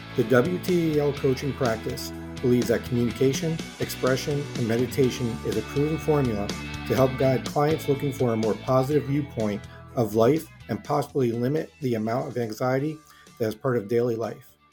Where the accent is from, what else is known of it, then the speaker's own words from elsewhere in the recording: United States; I'm an American